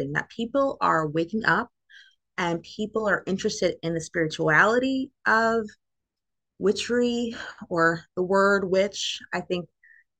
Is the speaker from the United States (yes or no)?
yes; Philadelphia, Pennsylvania, United States; also born or lived in England; I'm from Philadelphia